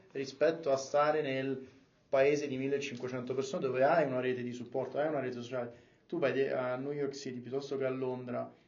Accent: Rome, Lazio, Italy; io sono di Roma, come si sente

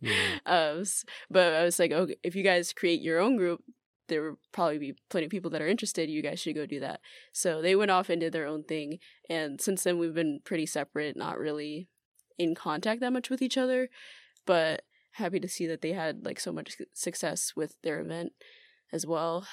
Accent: Atlanta, Georgia, United States; moved away as an adult; now in Tokyo, Japan; I'm originally from Atlanta, Georgia, but I've been living in Tokyo for two years now.

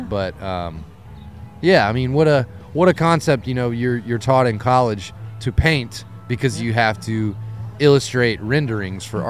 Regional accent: Lafayette, Louisiana, United States; now in New Orleans, United States; I'm from Louisiana, born and raised Lafayette

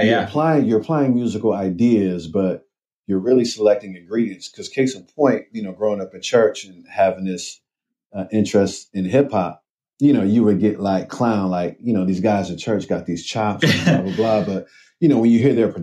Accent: Cleveland, Ohio, United States; moved away as an adult; now in Brooklyn, United States

